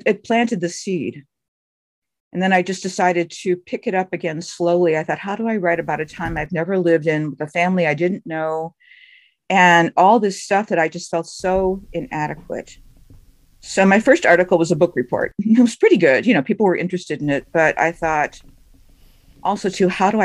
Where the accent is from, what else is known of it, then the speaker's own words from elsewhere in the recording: Cleveland, Ohio, United States; moved away as an adult; also born or lived in Johnstown, Pennsylvania; now in Twin Cities, United States; I was born in Johnstown, Pennsylvania, which is also known for another tragedy, and that would be the flood of 1889. And we Johnstown people talk about that as if it happened last year. And so we definitely are kind of a snake bit crew. And so my father was an entertainer, and he got a job on a radio station in Cleveland. So we moved there. I grew up there